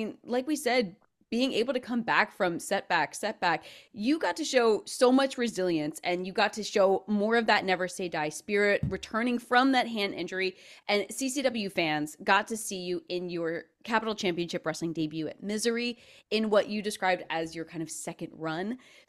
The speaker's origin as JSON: {"language": "English", "town": "Philadelphia", "region": "Pennsylvania", "country": "United States", "said": "I'm from Philly"}